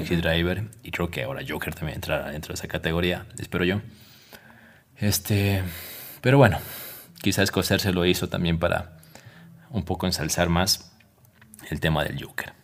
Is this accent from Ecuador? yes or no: yes; Ecuador; como ecuatoriano